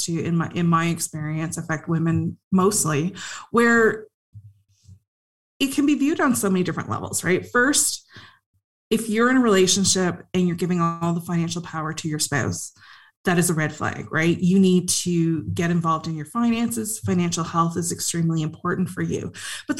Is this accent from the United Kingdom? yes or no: no; Canada; so I'm Canadian, so I went to school at Carleton University and Athabasca University